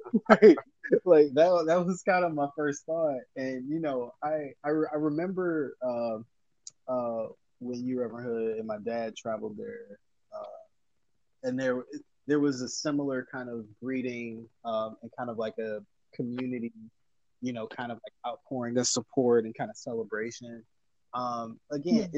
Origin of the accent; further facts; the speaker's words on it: United States; my dad is Liberian, hence he's from Africa. My mom is American. I'm American.